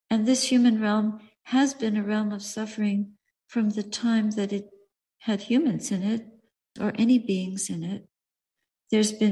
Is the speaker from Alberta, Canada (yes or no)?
no; Montreal, Quebec, Canada; I remember once in my hometown, Montreal, I was standing for alms outside a bakery